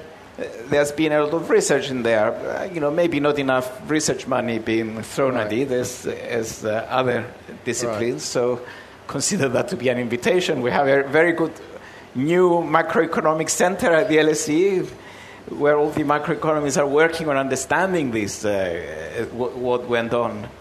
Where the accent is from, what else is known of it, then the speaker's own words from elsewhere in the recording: Nicosia, Cyprus; moved away as an adult; now in London, United Kingdom; I came from Cyprus to do a quick degree and go back and work in my father's shop in Nicosia